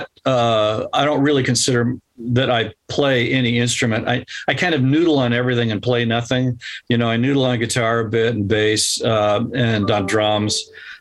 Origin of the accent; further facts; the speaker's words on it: California, United States; Here in Southern California.